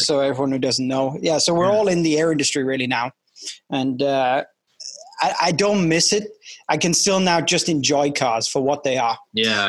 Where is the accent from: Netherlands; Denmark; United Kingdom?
United Kingdom; If you, as a Brit coming over, it's obnoxious.